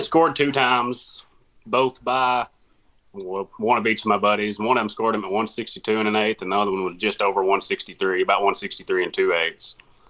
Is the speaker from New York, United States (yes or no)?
no; Corning, Arkansas, United States; I'm from Corning, Arkansas. I doubt that there's very many people that know where that's at, so I'll add in. I'm about 30 miles south of Poplar Bluff, Missouri, about 60 miles north of Jonesboro, Arkansas.